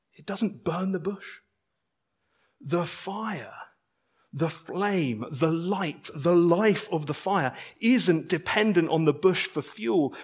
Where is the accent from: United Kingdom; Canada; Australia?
United Kingdom; I'm a British citizen